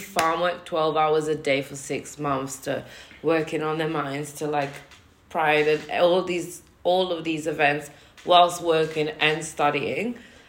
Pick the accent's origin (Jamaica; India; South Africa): Jamaica; I invited Leslie on Jamaican Independence Day. I'm Jamaican.